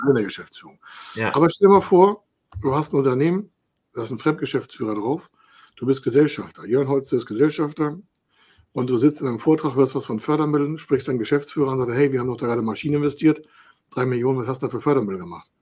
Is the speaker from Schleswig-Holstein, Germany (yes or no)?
yes; Dithmarschen, Schleswig-Holstein, Germany; ich komme aus Dithmarschen